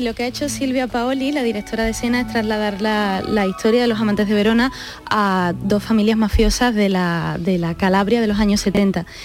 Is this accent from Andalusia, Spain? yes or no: yes; Seville, Andalusia, Spain; el público de Sevilla, que es mi tierra